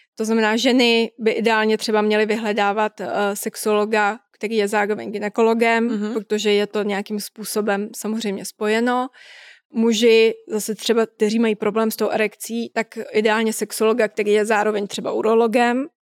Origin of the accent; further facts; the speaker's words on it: Czechia; u nás v Čechách